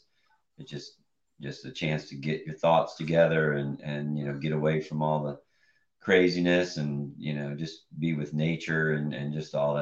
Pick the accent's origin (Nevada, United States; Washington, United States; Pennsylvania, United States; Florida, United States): Florida, United States; Tampa; in Tampa where I grew up